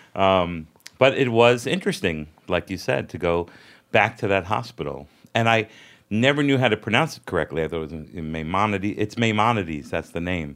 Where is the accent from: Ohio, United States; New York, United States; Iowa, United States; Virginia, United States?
New York, United States; New York City; I grew up in Brooklyn